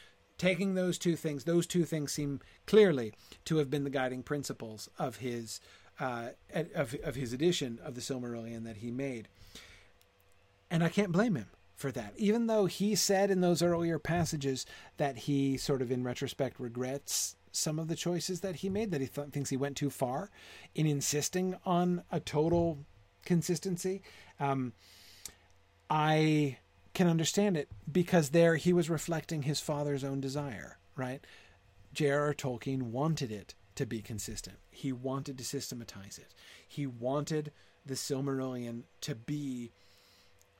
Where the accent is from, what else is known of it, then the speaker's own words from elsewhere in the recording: United States; I'm an American